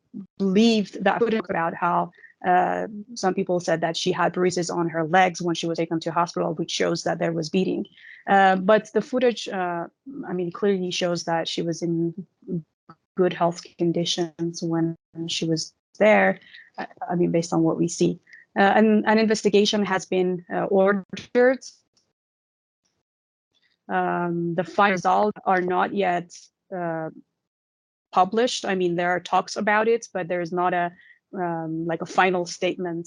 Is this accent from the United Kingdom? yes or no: no; Iran; in my hometown, because it's considered more conservative and more traditional